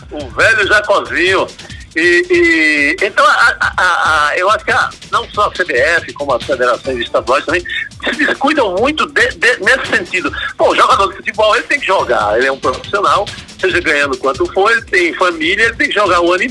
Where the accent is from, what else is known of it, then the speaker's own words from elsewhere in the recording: Northeast Region, Brazil; eu tenho, como nordestino, eu tenho propagado o, o dois, assim, né?